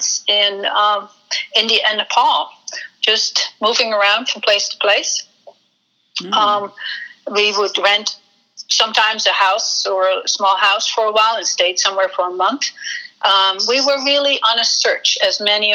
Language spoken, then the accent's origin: English; Netherlands; moved away as an adult; also born or lived in Amsterdam, Netherlands; now in United States; I'm a baby boomer, so I grew up in post-war Holland